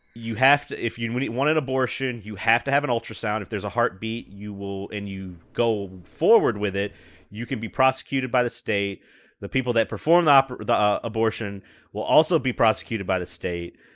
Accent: the Bible Belt, the South, United States; I'm right in the middle of it

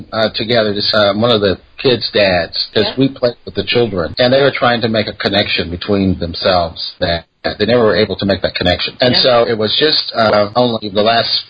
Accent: Oklahoma, United States; I was born and raised in America in the state of Oklahoma

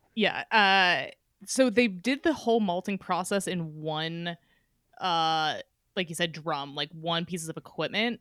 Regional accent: Petaluma, California, United States; I grew up in Petaluma, just north of San Francisco.

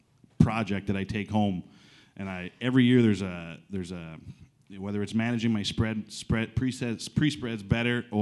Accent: eastern Ontario, Canada; I'm from Team Ontario

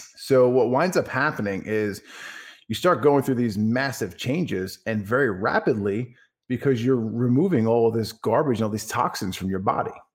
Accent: Franklin Square, New York, United States; moved away as an adult; also born or lived in West Islip, New York; now in Dallas, Texas, United States; I was born and raised in Franklin Square, New York, on Long Island

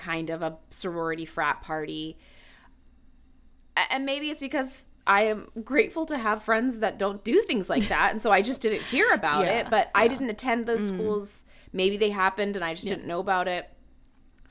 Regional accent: Atlanta, Georgia, United States; moved away as an adult; I grew up in the South. I grew up in Atlanta. I only stayed until through high school, and then I moved away for college

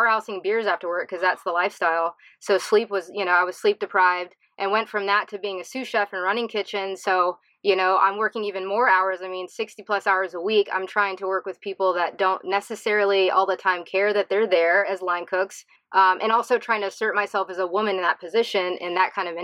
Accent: South Carolina, United States; moved away as an adult; also born or lived in Charleston; I grew up in South Carolina, so in a small town, and I moved to Charleston

